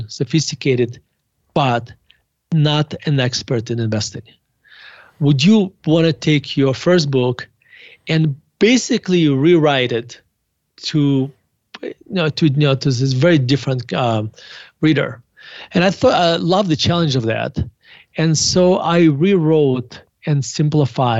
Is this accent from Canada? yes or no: no; Murmansk, Murmansk Oblast, Russia; now in Denver, United States; I was born in Murmansk, Russia